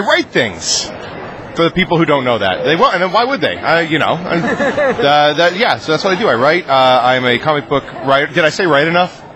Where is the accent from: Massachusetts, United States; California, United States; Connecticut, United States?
Massachusetts, United States; Franklin; I was born on the back of a donkey in a small Swiss town called Franklin, Massachusetts. I know I'm from Mass.